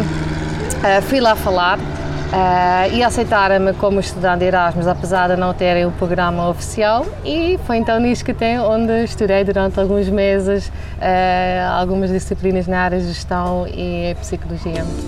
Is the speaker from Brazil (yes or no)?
no; southern Netherlands, Netherlands; Portuguese is a second language; moved away as an adult; now in Portugal; eu sou holandesa, Venho da, do sul da Holanda, foi onde também hum, cresci e, e, estudei